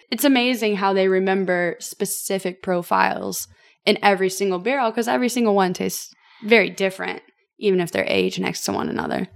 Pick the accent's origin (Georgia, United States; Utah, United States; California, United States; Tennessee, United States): Tennessee, United States; Franklin; born and raised in Franklin, Tennessee